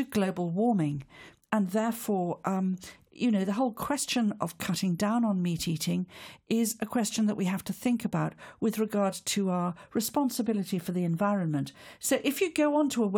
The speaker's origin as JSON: {"language": "English", "region": "Wales", "country": "United Kingdom", "said": "As a Welsh woman"}